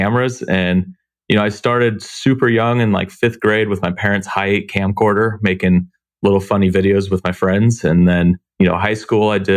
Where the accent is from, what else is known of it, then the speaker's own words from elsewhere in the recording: Tacoma, Washington, United States; I grew up in Tacoma, Washington, which is just south of Seattle